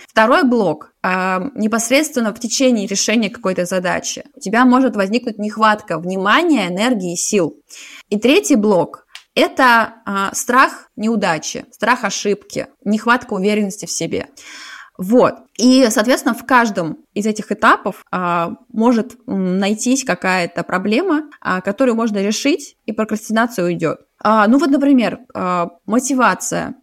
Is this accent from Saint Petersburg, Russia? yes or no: yes; Saint Petersburg, Russia; now in Zurich, Switzerland; я из Питера, а сейчас живу в Цюрихе